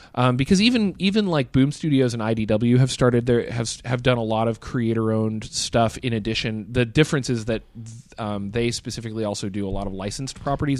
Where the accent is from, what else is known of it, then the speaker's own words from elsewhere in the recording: United States; as an American, you grow up knowing that Europe exists